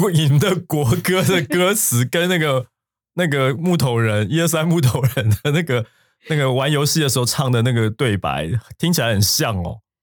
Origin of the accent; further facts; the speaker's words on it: Taiwan; 我们台湾人不清楚的事情